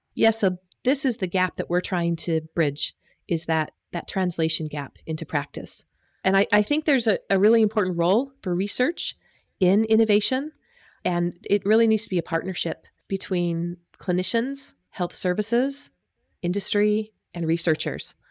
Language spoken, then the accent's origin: English; United States; moved away as an adult; also born or lived in Utah; now in Australia; I'm from the U S, as you can probably hear from my accent